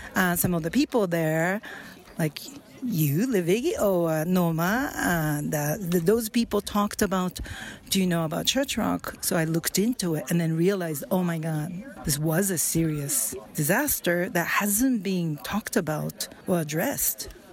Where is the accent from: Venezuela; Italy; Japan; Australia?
Japan; Tokyo; now in San Francisco, United States; I grew up in Tokyo